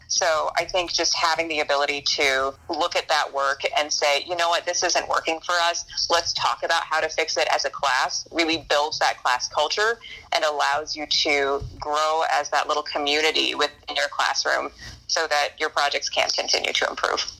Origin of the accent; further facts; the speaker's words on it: Crawfordsville, Indiana, United States; also born or lived in Lowell, Indiana; When I was a student at Crawfordsville, Indiana